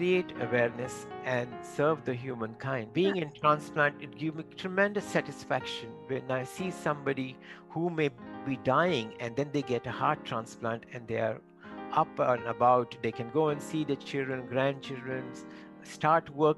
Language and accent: English; Mumbai, coastal Maharashtra, India; first language Marathi; English is a second language; moved away as an adult; also born or lived in Konkan / Birmingham, United Kingdom; I am from Konkan region, which is coastal Maharashtra, western part, and that is right. where I grew up.